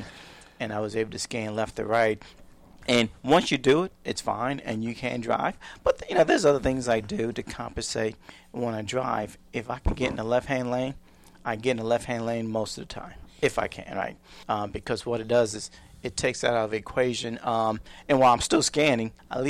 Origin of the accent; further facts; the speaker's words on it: New York City, New York, United States; I'm from New York City